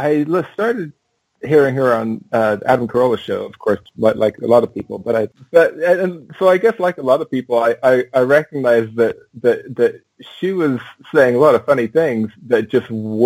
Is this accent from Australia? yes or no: no; England, United Kingdom; also born or lived in Oregon / Washington / Alaska; Well, I was born in Oregon, moved to Washington, moved to Alaska, moved to England when I was 8, and stayed there till I was 19. So that's where I went to school.